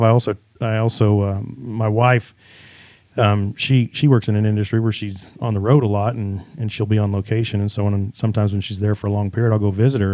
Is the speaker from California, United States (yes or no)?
no; Kansas, United States; Kansas guy